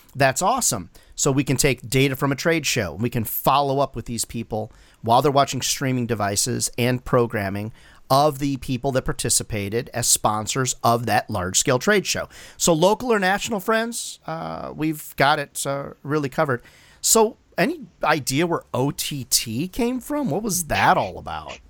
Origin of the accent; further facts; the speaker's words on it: Chicago area, Illinois, United States; now in South Carolina, United States; I grew up in the general area